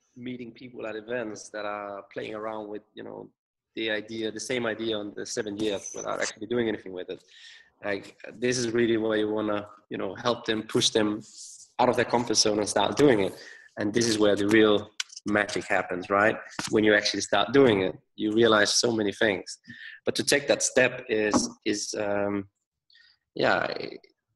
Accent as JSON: {"language": "English", "country": "Denmark", "said": "I'm from Denmark myself, right? That's like 5 million people."}